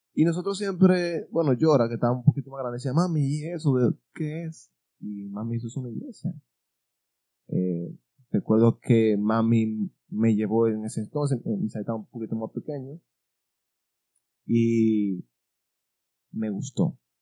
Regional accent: Pimentel, Duarte, Dominican Republic; also born or lived in Baní, Dominican Republic; Caímos aquí en Pimentel a los seis años de edad

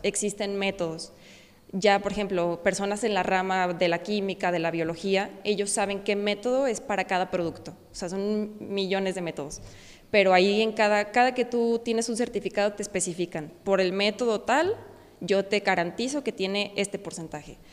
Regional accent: San Miguel el Alto, Jalisco, Mexico; vengo de San Miguel el Alto, aquí cerquita de Conana

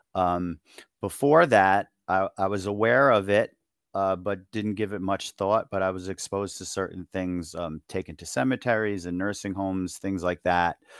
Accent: Long Island, New York, United States; I'm from New York. I grew up on Long Island

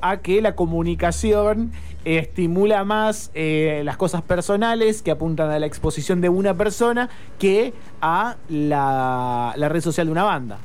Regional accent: Argentina

